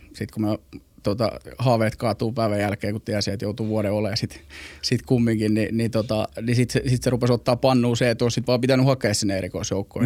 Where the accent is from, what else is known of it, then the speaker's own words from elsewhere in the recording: Helsinki, Uusimaa, Finland; moved away; also born or lived in Mikkeli / Joensuu / Istanbul / Porvoo; Mä oon ihan Helsingistä kotosi palesjalkainen, palesjalkainen stadilainen